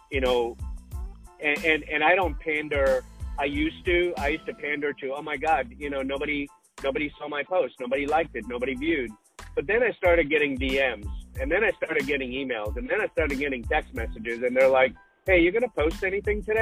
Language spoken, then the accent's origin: English; Sudbury, Ontario, Canada; I grew up in northern Canada. It's called Sudbury